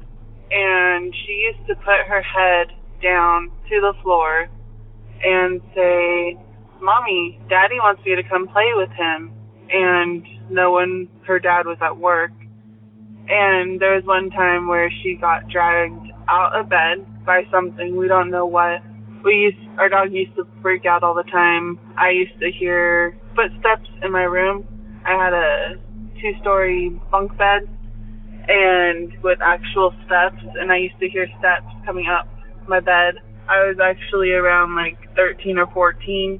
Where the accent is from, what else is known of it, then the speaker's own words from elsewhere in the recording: Bakersfield, California, United States; also born or lived in Tehachapi, California; I grew up in Bakersfield, California